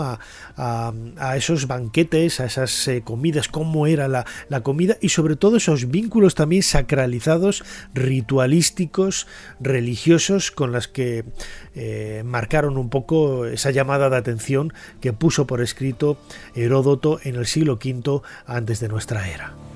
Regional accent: León, Castile and León, Spain; en Castilla y León, que yo soy de allí, yo nací en León

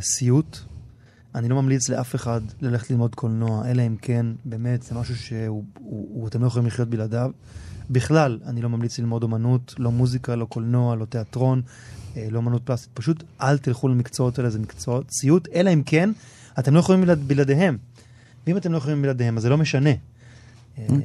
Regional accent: Ra'anana, Central District, Israel; also born or lived in Tel Aviv; חבורה של גברים שגדלתי איתם מגיל מאוד צעיר, גדלנו ברעננה

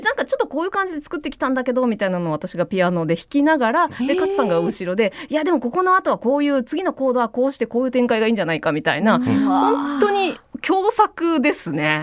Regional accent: Okayama, Japan; 最大寺公民館という私の生まれ故郷

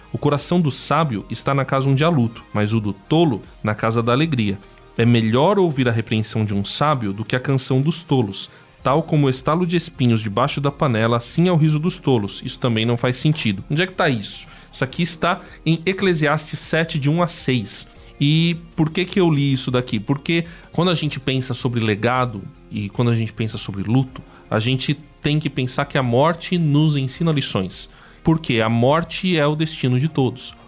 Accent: Brazil; eu sou brasileiro

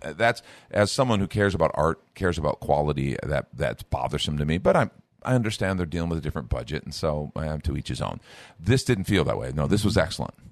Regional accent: Chicago, Illinois, United States; I grew up in Chicago

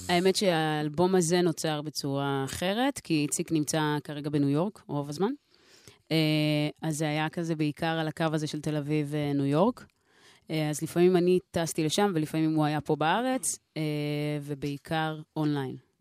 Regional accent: Nof HaGalil, Northern District, Israel; now in Jaffa, Israel; במקור uh, נצרת עילית. Um, עכשיו גרה ביפו.

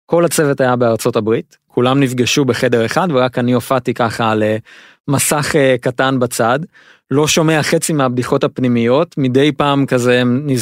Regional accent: Israel; לנו לישראלים יש אה, נטייה לחשוב שאנחנו אה, יודעים אנגלית

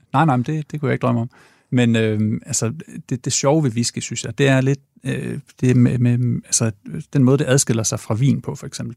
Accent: Ringkøbing, Central Denmark Region, Denmark; also born or lived in Aarhus / Odense; now in Copenhagen, Denmark; jeg er vokset op i Ringkøbing i Vestjylland

